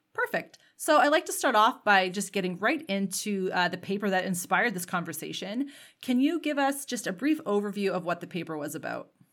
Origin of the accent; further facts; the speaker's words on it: Canada; as a Canadian myself